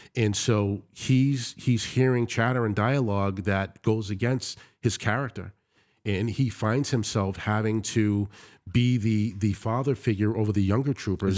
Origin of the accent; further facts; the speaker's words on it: United States; I've been greeted and welcomed, one as American, secondly, as a Christian